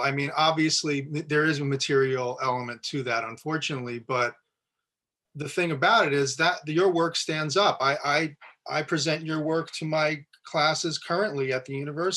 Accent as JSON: {"language": "English", "region": "New Jersey", "country": "United States", "said": "New Jersey, where I'm from"}